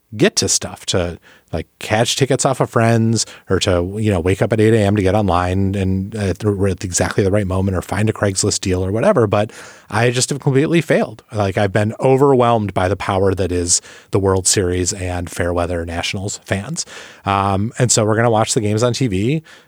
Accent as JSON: {"language": "English", "town": "Milwaukee", "region": "Wisconsin", "country": "United States", "tie": "born or raised there", "moved": "yes", "lives_now": "Washington, D.C., United States", "said": "the Milwaukee Brewers, my hometown team"}